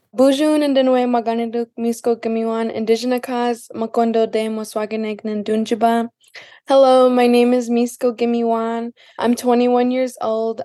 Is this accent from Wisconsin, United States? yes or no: yes; Lac du Flambeau, Wisconsin, United States; from Lac-de-Flambeau, Wisconsin